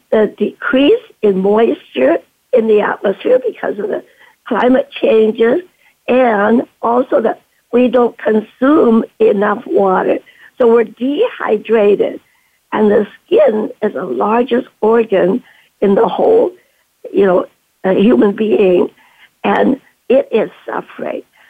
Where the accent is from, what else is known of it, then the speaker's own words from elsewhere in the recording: Vancouver, British Columbia, Canada; moved away as an adult; also born or lived in China / Duncan, British Columbia; now in San Francisco, United States; in Vancouver, British Columbia, where I was brought up